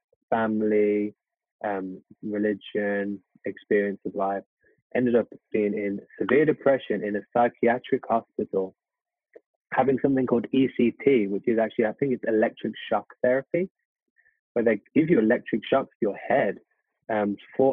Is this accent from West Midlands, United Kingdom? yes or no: yes; Birmingham, West Midlands, United Kingdom; moved away; born and raised in the United Kingdom, Birmingham in England